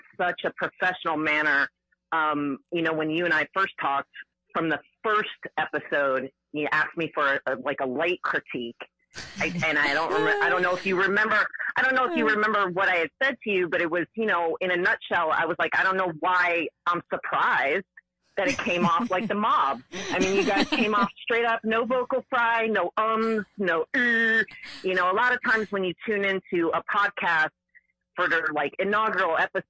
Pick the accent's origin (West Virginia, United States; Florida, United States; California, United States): Florida, United States; Fort Lauderdale; I am born and raised in Fort Lauderdale.